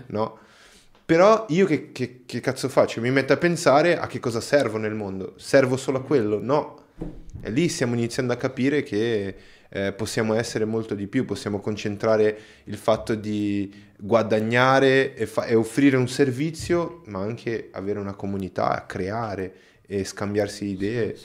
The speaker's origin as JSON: {"language": "Italian", "country": "Brazil", "moved": "yes", "lives_now": "Italy", "said": "io, non sono italiano, sono, sono brasiliano"}